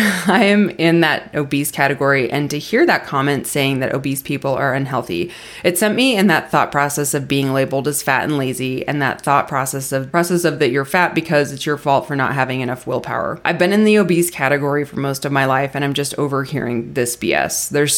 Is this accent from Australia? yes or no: yes; Melbourne, Victoria, Australia; Greetings from Melbourne, Australia. I want to say it, Melbourne, Australia. Did I say it all right? Is my accent good?